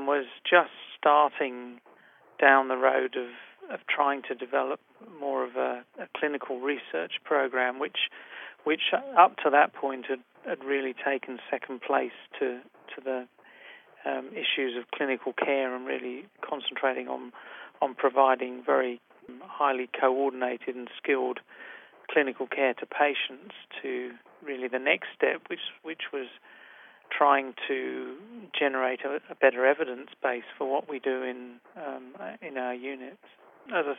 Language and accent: English; England, United Kingdom; moved away as an adult; also born or lived in London, United Kingdom / Toronto, Canada; now in Sydney, Australia; my personal background is that I'm originally from England